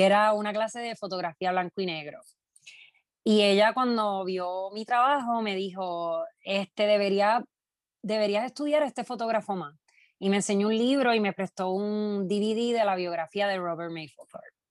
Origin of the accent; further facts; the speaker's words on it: Quebradillas, Puerto Rico; moved away as an adult; also born or lived in Brooklyn, New York; now in New York, United States; Soy nacida y criada en Quebradilla.